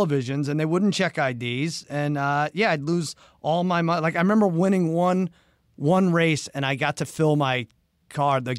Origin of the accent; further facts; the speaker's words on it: Long Island, New York, United States; I grew up in Long Island